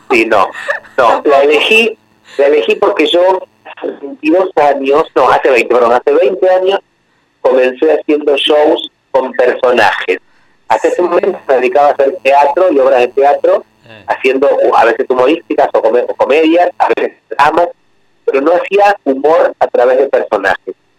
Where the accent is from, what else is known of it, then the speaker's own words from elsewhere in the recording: Argentina; yo soy chianeta y tengo sangre italiana, aunque nací en Argentina, pero mis antepasados son todos italianos